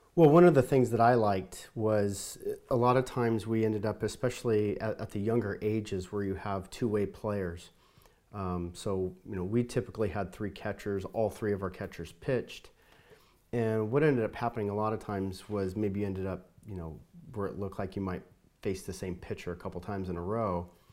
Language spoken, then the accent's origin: English; Southern California, United States; moved away; I grew up in Southern California